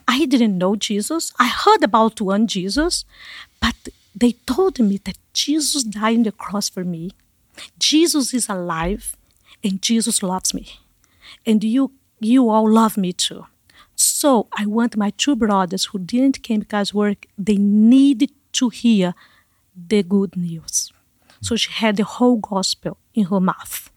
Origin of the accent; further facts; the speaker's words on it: Manaus, Amazonas, Brazil; moved away as an adult; also born or lived in Canada; I was raised in Manaus